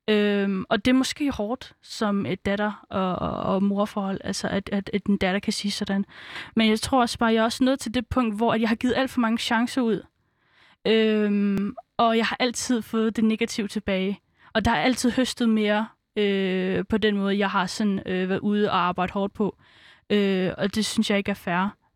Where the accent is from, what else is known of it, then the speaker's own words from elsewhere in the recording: Svendborg, Southern Denmark, Denmark; born there; Jamen, jeg kommer fra Fyn. Nej, men altså, hvor kommer du fra? Jamen, altså, jeg, jeg er født på Fyn, altså, jeg er født i Svendborg.